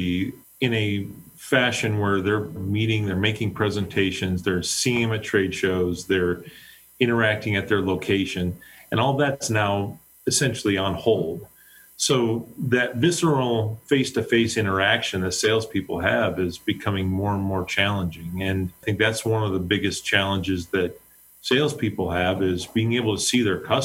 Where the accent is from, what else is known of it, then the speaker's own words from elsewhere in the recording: Pennsylvania, United States; now in Cleveland, United States; I was born in the Mid-Atlantic states, so I grew up in Pennsylvania. I live in Cleveland now.